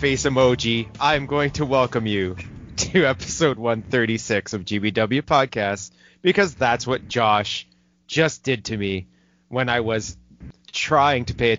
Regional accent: Canada

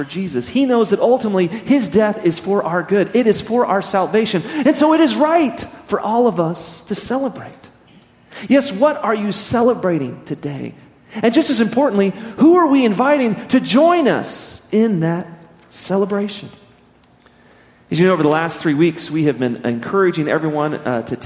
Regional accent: Midland, Texas, United States; now in Amarillo, United States; growing up in West Texas, in Midland, and now being back here in Amarillo

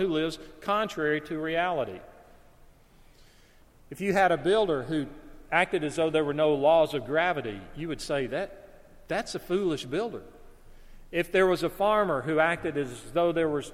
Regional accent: Alabama, United States; the house where I grew up in Alabama

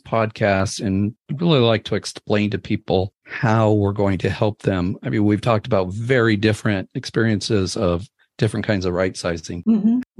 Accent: Seattle, Washington, United States; I was born and raised in Seattle area here. I'm a lifelong resident of Puget Sound, and that's where our business is in the Seattle area.

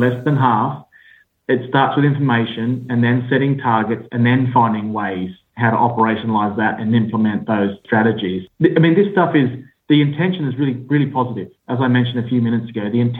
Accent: Australia; accent: Australian; now in United Kingdom; I sit in the UK, despite my Australian accent

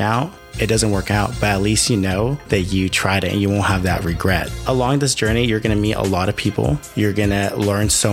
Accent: San Diego, California, United States; also born or lived in Mexico; I was born and raised in San Diego, California.

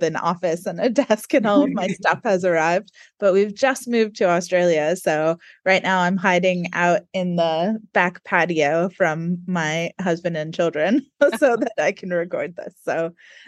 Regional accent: United States; accent: American; now in New Zealand; we both have American accents.

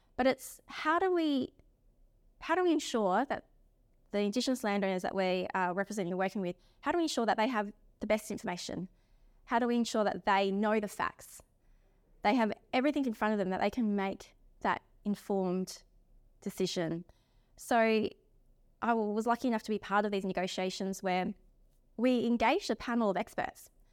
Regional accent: South Australia, Australia; now in Perth, Australia; I'm from South Australia as well. Um, I've been living here on the beautiful country of the Whadjuk people.

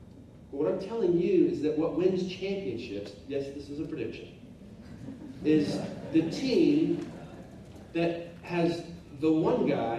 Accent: Oklahoma, United States; moved away; I grew up in Oklahoma, and I want you to know it's a pretty big deal to have a victory in anything when you live in Oklahoma.

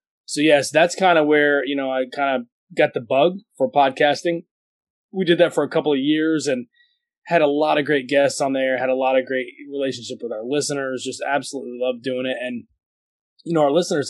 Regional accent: Atlanta, Georgia, United States; I'm in Atlanta, Georgia.

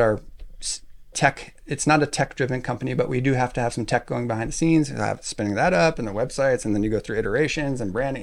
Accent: Alaska, United States; I grew up in Alaska

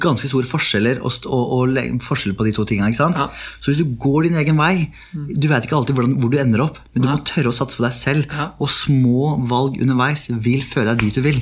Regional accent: Oslo, Norway; also born or lived in Netherlands; Jeg er jo halvt norsk, halvt meksikaner. Ja. Oppvokst på Furuset, Oslo øst

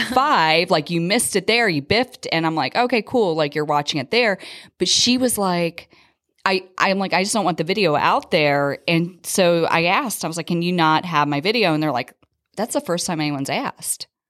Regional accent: Philadelphia, Pennsylvania, United States; moved away as an adult; now in Las Vegas, United States; I'm actually originally from the Philadelphia area, but my husband's job brought us out here in two thousand five

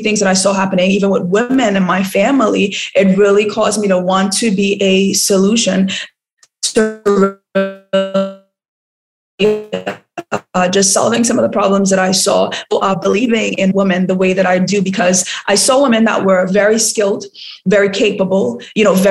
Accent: Laventille, Trinidad & Tobago; now in Ghana; But I grew up in Trinidad and I grew up in a really rough part of Trinidad. I don't know if you heard of Laventille

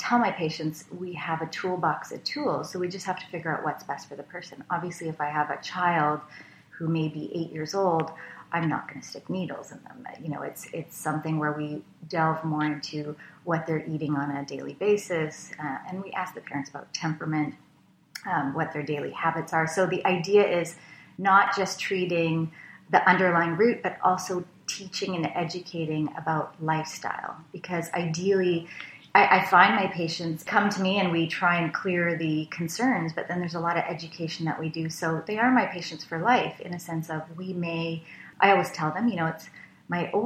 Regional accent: Richmond, British Columbia, Canada; I grew up out west in Richmond, BC

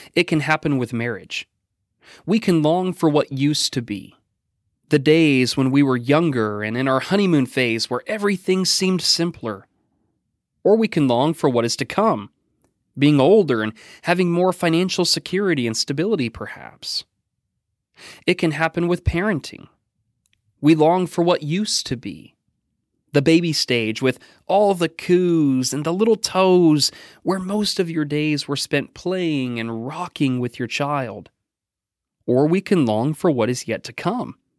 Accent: Oregon, United States; now in Danville, United States; my home state of Oregon

